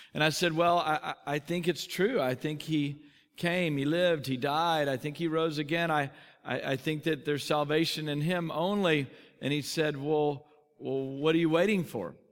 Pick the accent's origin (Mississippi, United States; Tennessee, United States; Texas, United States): Texas, United States; I grew up in Texas